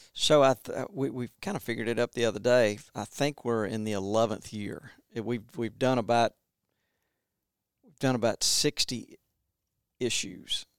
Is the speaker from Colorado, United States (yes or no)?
no; Montgomery, Alabama, United States; now in West Point, United States; I grew up in Montgomery and, um, Montgomery, Alabama